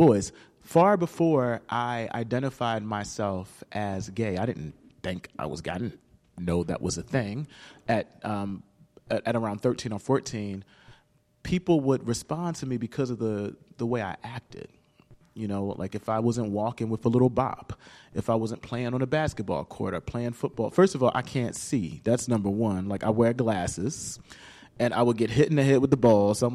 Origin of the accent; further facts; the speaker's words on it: Camden, New Jersey, United States; I grew up in Camden, New Jersey, not too far from here